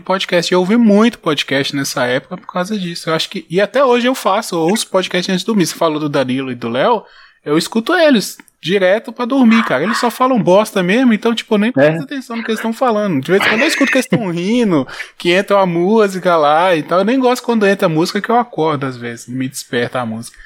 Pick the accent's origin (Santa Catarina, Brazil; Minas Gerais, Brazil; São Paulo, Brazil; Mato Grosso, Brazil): Minas Gerais, Brazil; interior of; also born or lived in Bahia; eu sou do interior de Minas